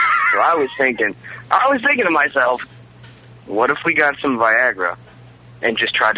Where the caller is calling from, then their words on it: West Palm Beach, Florida, United States; from West Palm. How are you guys today?